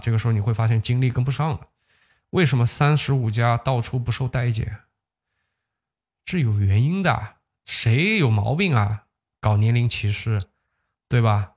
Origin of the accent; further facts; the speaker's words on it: Huzhou, Zhejiang, China; 它好像是一个注册在我老家的一个公司吧